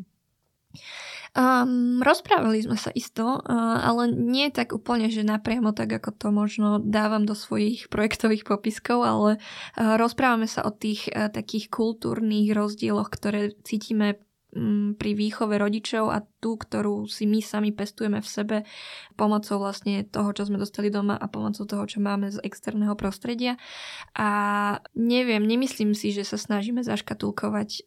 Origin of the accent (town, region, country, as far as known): Slovakia; also born or lived in Vietnam (ancestry)